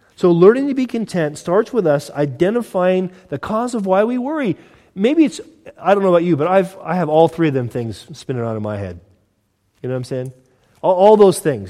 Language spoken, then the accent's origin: English; Southern California, United States; moved away; I'm from Southern California, originally